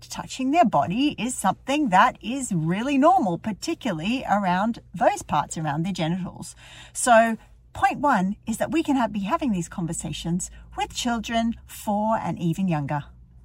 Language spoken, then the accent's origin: English; Melbourne, Victoria, Australia; moved away as an adult; now in Dublin, Ireland; I live in Ireland, in Dublin, but I'm from Melbourne originally.